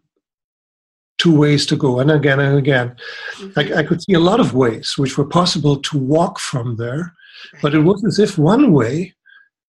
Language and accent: English; Germany; I grew up in Germany and studied there